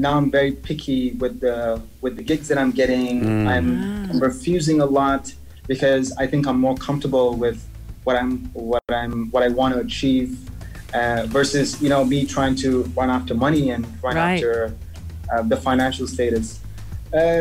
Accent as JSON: {"language": "English", "region": "Dubai", "country": "United Arab Emirates", "tie": "born or raised there", "also_born_or_lived": "Sri Lanka", "said": "I grew up in Dubai. Like, I'm a Dubai kid. I tell everyone, yes, I'm from Dubai, even though I'm originally from Sri Lanka."}